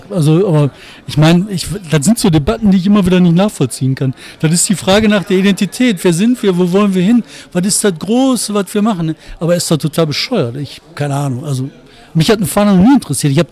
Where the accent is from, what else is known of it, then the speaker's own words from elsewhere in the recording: Bottrop, North Rhine-Westphalia, Germany; Ja, und ich glaube tatsächlich, im Emscher Raum, das ist halt, ich komme aus Bottrop, da ist halt ähm, die Situation bescheiden.